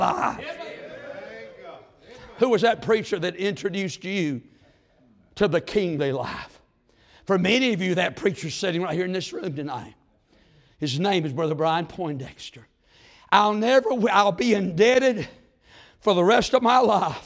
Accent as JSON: {"language": "English", "town": "Mount Airy", "region": "North Carolina", "country": "United States", "moved": "yes", "lives_now": "Fancy Gap, United States", "said": "I live in Fancy Gap, but we're both from Mount Airy"}